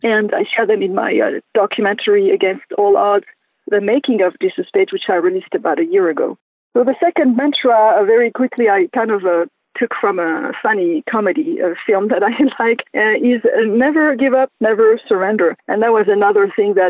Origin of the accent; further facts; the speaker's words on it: Lebanon; moved away; also born or lived in Southern California; I grew up in Lebanon, as you know, which was a very conservative country